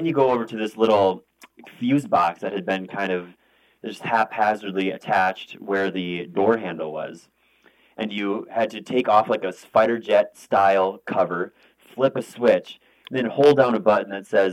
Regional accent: northwest Iowa, United States; 150 miles away from our hometown

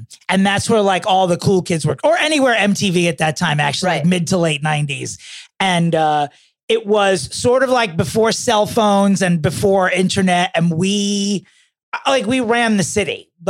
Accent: Smithtown, New York, United States; also born or lived in Oceanside, New York; I grew up in Oceanside and then moved to Smithtown. I graduated from Smithtown.

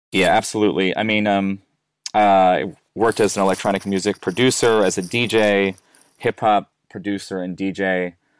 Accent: United States; accent: American; now in Melbourne, Australia; I'm an American

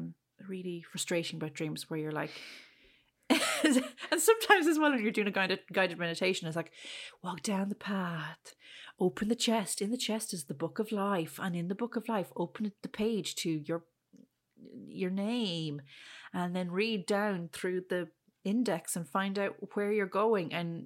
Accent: Ireland; it's not a name we would have come across growing up in Ireland, really, so.

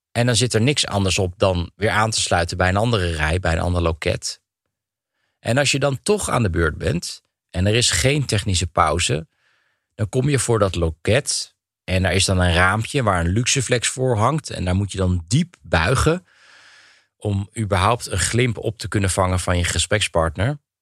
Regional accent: Netherlands; moved away as an adult; now in Russia

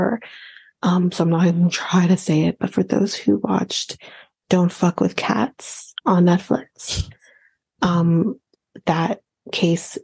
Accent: Canada; as a Canadian

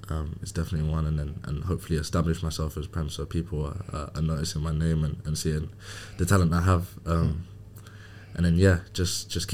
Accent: London, United Kingdom; born and raised in Hackney, living with my mum and my brother

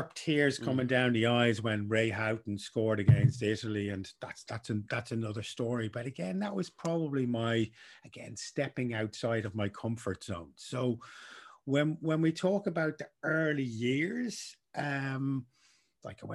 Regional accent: Dublin, Leinster, Ireland; I grew up in Dublin, 80s

